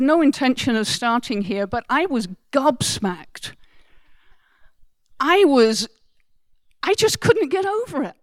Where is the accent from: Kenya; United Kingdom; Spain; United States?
United Kingdom; England; I am English